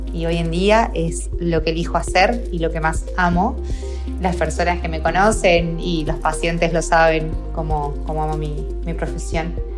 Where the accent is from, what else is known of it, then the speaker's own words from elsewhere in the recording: Argentina; moved away as an adult; also born or lived in Salta; now in Barcelona, Spain; soy argentina y estudié en la Universidad de Salta esta carrera